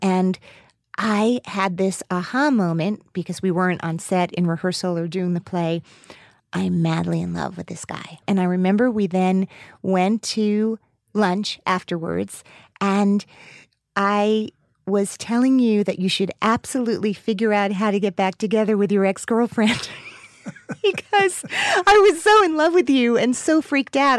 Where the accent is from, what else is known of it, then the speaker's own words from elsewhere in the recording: New Jersey, United States; I grew up in New Jersey